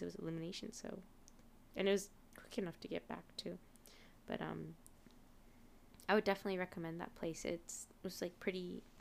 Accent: United States; moved away as an adult; now in Japan; growing up in America

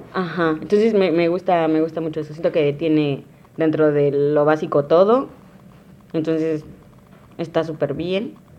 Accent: Valles Centrales, Oaxaca, Mexico; moved away as an adult; now in Huatulco, Mexico; de valles, totalmente, totalmente de valles centrales, de Oaxaca

